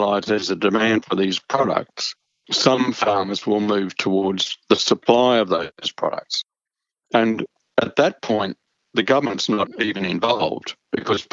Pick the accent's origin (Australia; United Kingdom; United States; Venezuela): Australia; as an Australian